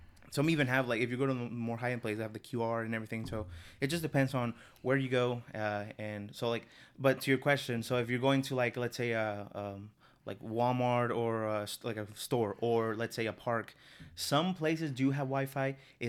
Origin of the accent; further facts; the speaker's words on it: North, Mexico; So, in Mexico, so I'm, like, from the north of the city, or from the country, rather.